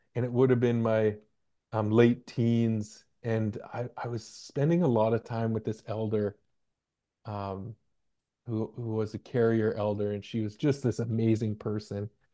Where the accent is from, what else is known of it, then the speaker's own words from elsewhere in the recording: Hartley Bay, British Columbia, Canada; now in Victoria, Canada; I come from a small community called Hartley Bay